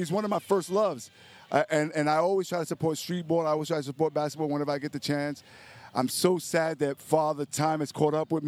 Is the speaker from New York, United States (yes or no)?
yes; New York City, New York, United States; I'm born and raised in the Bronx